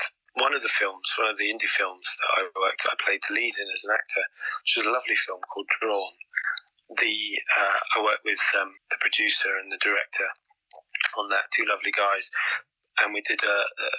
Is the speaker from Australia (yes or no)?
no; South Coast, England, United Kingdom; now in London, United Kingdom; I was born on the South Coast